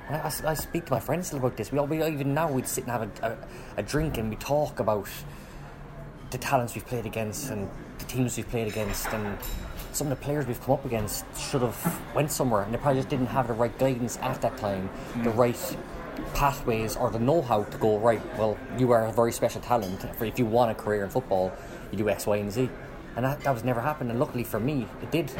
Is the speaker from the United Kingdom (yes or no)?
no; Cobh, Munster, Ireland; growing up in Cove, had a really, really good childhood